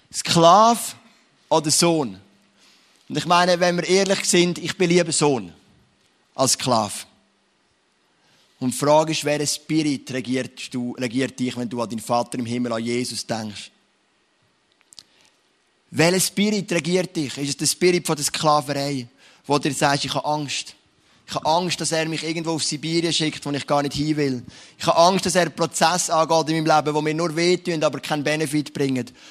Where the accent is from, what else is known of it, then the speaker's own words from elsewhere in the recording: Switzerland; Oder eigentlich sind wir es als Schweizer nicht gern.